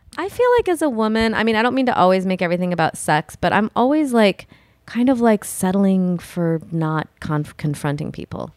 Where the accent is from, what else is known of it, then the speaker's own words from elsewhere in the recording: Midwest, United States; I'm from the Midwest